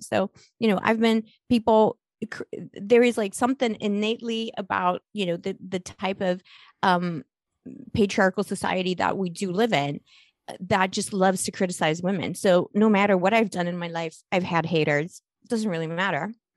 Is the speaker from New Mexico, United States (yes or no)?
yes; Las Cruces, New Mexico, United States; accent: New Mexico; also born or lived in Poland / Scotland; it's New Mexico because I I went to school in New Mexico, like my okay. formative high school like uh, Las Cruces, by the way, near White Sands.